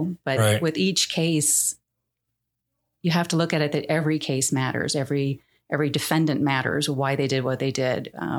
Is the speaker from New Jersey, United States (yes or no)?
no; Phoenix, Arizona, United States; Yes, I was raised in the Valley, lived in a Christian family, went to a very small church, really not too far from here, 91st Avenue and Indian School.